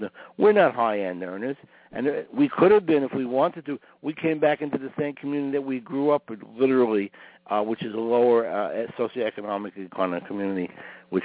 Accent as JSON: {"language": "English", "region": "New York", "country": "United States", "tie": "born or raised there", "moved": "yes", "lives_now": "Maryland, United States", "said": "I live here, I grew up in New York"}